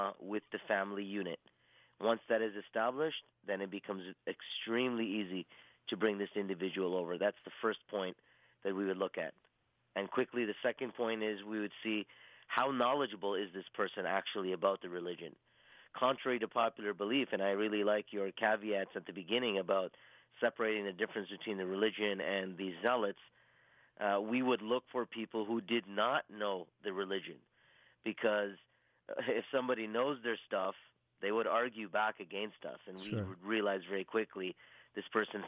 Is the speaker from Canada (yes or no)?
yes; Toronto, Ontario, Canada; I'm born and raised in Toronto, Canada